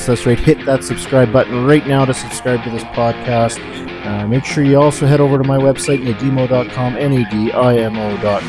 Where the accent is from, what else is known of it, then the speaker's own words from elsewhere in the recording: Canada; I'm Canadian